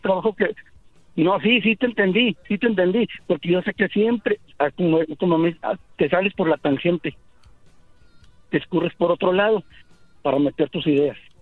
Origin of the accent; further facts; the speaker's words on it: Ciudad Juárez, Chihuahua, Mexico; now in El Paso, United States; yo vivo en El Paso, soy de Ciudad Juárez